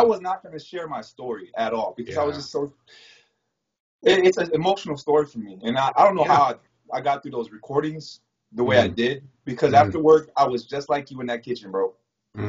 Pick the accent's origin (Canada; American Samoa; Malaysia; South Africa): American Samoa; born there; also born or lived in California; I was born in American Samoa. So half of my brothers and sisters are American Samoa, and half of us were in California.